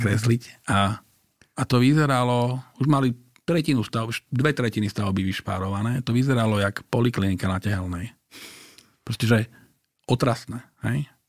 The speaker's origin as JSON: {"language": "Slovak", "town": "Bratislava", "region": "Bratislava Region", "country": "Slovakia", "tie": "born or raised there", "said": "Tak ja som sa tam narodil. Ja som narodil na Krátkej, teda vyrastal som na Krátkej, kde moja babka bývala."}